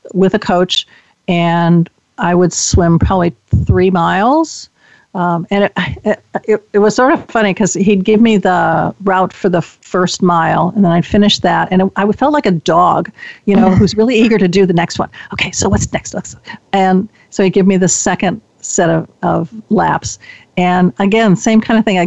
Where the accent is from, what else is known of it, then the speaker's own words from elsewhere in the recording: Chicago, Illinois, United States; now in Bay Area, United States; I was born and raised in Chicago